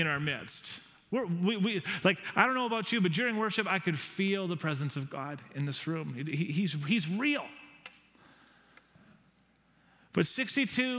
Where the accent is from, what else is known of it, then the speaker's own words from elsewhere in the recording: Nanaimo, British Columbia, Canada; now in Victoria, Canada; I'm from Nanaimo